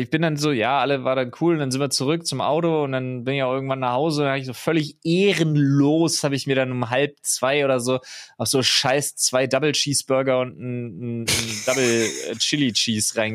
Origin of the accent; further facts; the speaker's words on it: Berlin, Germany; Also selbst als Berliner bin ich wild, überrascht.